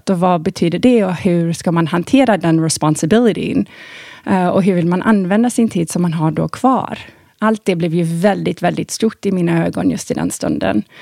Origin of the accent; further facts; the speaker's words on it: Thailand; Jag eh, hade ju väldigt eh, severe astma när jag var liten i Thailand